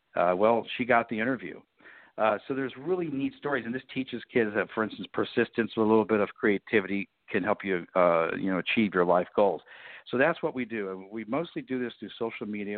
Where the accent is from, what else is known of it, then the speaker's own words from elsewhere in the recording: Miami, Florida, United States; I was born in Miami, Florida